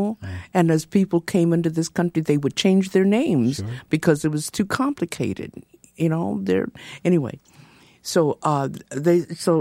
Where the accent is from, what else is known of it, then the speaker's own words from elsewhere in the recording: Los Angeles, California, United States; growing up in Los Angeles, living there